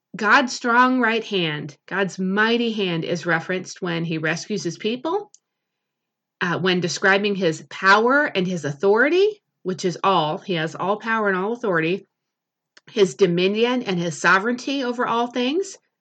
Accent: United States; as an American culture

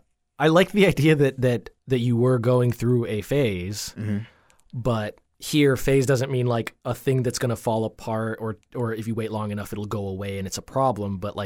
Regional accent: Jamaica; Yeah, so I think that there's something to be said about kind of like the immigrant mind, because I'm from Jamaica.

